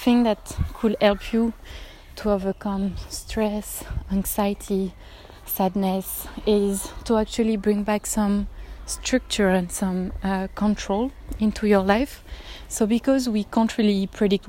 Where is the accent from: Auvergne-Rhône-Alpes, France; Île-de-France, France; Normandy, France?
Île-de-France, France; Paris; English is a second language; moved away as an adult; now in Germany; As you can hear, I'm not a native speaker. I'm actually from Paris in France, but I live in Germany for 5 years now.